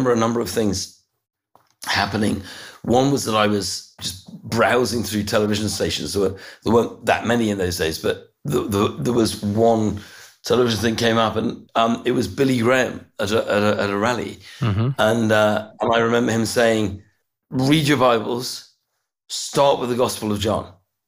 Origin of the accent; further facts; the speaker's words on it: Brussels, Brussels-Capital Region, Belgium; I was born in Brussels, actually. It's a nice place to grow up. My father worked in a European context, and I lived there almost all my young life.